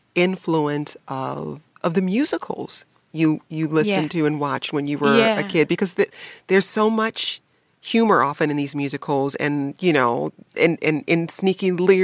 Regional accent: Detroit, Michigan, United States; when I was growing up in Detroit.

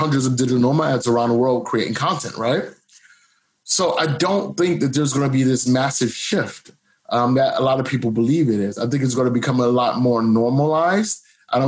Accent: Cleveland, Ohio, United States; now in Bangkok, Thailand; I grew up in Cleveland, Ohio, 99.9% black

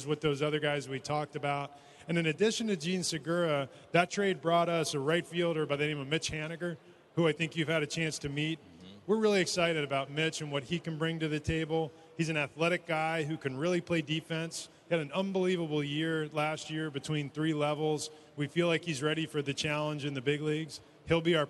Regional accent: Northeast, United States; I grew up in the Northeast

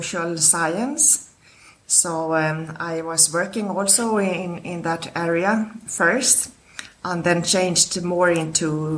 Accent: Stockholm, Stockholm County, Sweden; I was born in Sweden, in Stockholm

